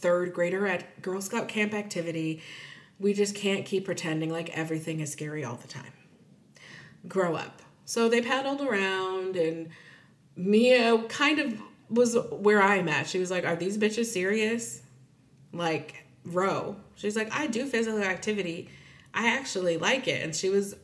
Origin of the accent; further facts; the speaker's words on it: United States; I'm Nigerian, if anyone's confused, but I'm also, my mom's family is African American. So I'm African American, and I probably identify more with that because I was raised here